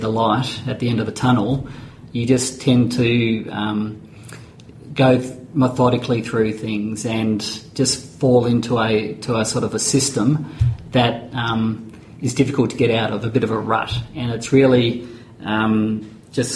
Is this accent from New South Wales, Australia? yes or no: no; Mount Eliza, Victoria, Australia; I'm from Mount Eliza down that way.